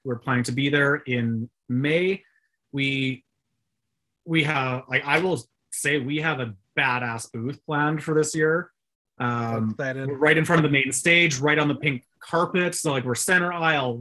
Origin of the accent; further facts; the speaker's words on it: Canada; because we're Canadian, so .ca.